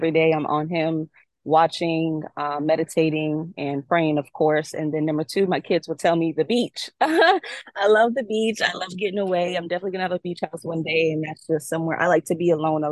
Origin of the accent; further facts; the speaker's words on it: New York City, New York, United States; now in Tampa, United States; Brooklyn definitely raised me, but Tampa made me.